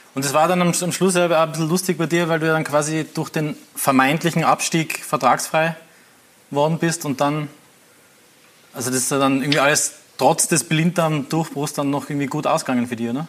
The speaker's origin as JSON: {"language": "German", "region": "Tyrol", "country": "Austria", "said": "ich bin ja auch Tiroler"}